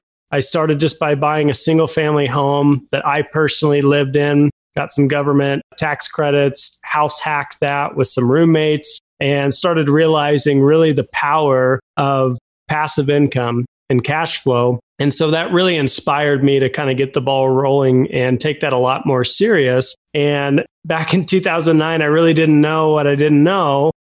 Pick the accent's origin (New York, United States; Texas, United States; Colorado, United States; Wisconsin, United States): Colorado, United States; Fort Collins; I grew up in Fort Collins, Colorado, home to Colorado State University.